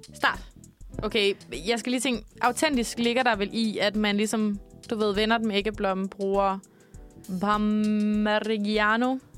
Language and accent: Danish; Denmark